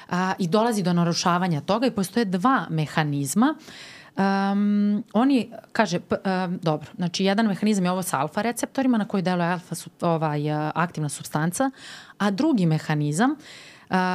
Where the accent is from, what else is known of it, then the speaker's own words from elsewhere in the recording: Serbia; kod nas u Srbiji